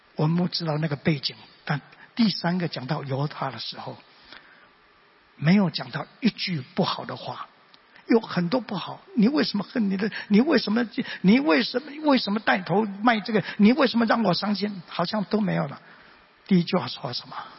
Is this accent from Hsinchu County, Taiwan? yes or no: no; Mingjian Township, Nantou County, Taiwan; 因为当时家庭的环境，所以我生在南投民间乡的乡下